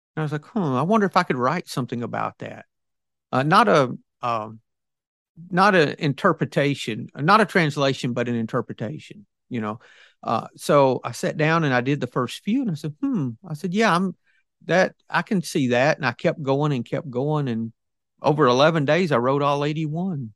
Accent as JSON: {"language": "English", "region": "the South", "country": "United States", "said": "I'm ob-, obviously from the South."}